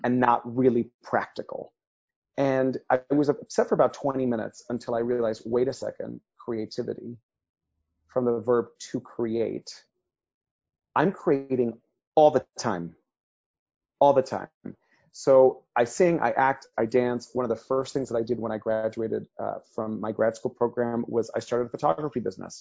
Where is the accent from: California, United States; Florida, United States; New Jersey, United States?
Florida, United States; Miami; first language Spanish; English is a second language; I grew up in Miami, Florida